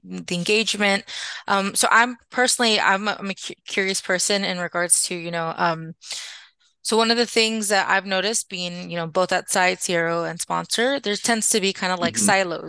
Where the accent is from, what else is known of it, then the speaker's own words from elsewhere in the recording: Texas, United States; I'm from Texas